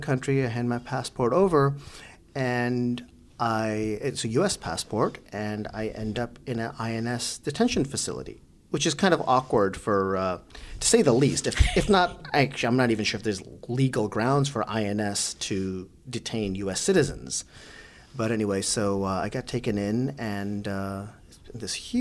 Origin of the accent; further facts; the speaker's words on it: New York City, New York, United States; also born or lived in Bangladesh; I grew up in Brooklyn. Yeah. You know, that's home for me